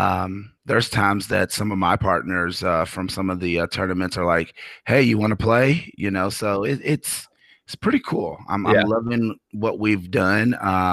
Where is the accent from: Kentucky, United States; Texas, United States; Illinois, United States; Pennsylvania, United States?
Kentucky, United States; I'm from Kentucky. I love that they're doing it, but I cannot be outdone by Kentucky.